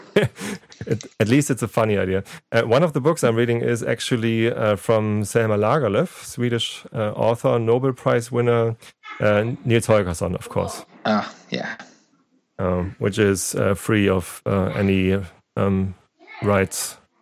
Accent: Germany; I'm a podcaster from Germany

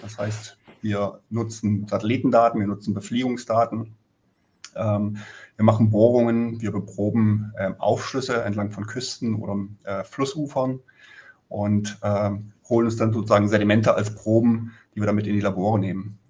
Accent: Germany; wir als Deutsche

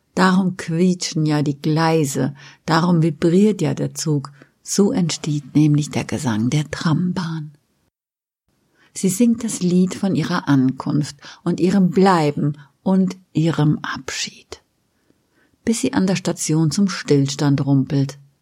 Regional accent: Westerwald, Rhineland-Palatinate, Germany; moved away; also born or lived in Mainz / Frankfurt; ich bin auf dem Land aufgewachsen

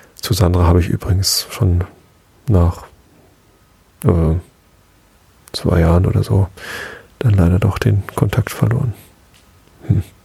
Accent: Hamburg, Germany; als Hamburger

